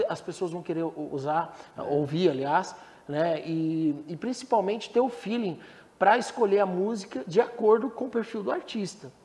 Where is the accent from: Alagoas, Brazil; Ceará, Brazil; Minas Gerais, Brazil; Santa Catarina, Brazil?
Santa Catarina, Brazil; Blumenau; moved away as an adult; now in Goiânia, Brazil; lá no sul, eu sou de Blumenau, sou de Santa Catarina. Blumenau.